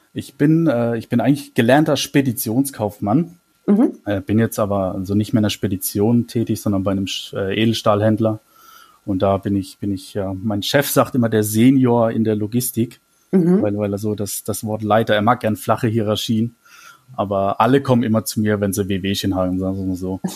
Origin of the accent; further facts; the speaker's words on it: Mannheim, Baden-Württemberg, Germany; now in Brühl, Germany; ich komme aus Mannheim gebürtig, ich bin auch in einem, in einem Stadtteil von Mannheim groß geworden